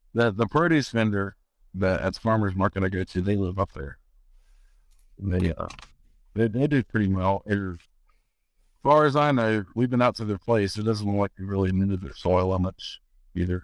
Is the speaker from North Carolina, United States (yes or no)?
yes; North Carolina, United States; moved away as an adult; also born or lived in Louisiana (Cajun country); I was born and raised in North Carolina, uh, foothills of the Appalachian Mountains